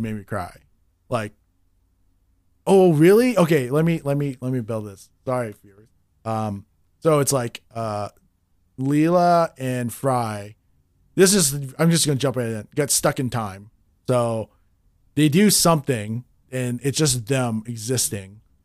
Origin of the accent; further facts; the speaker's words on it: Canada; in Canada, we don't, we didn't have Adult Swim